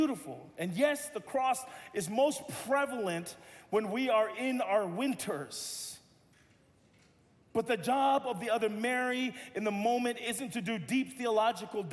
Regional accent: Tonga; now in Los Angeles, United States; I'm Tongan

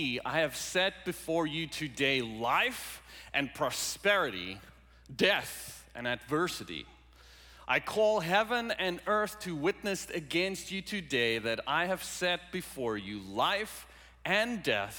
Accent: South Africa; moved away; I grew up in South Africa, born and raised in South Africa

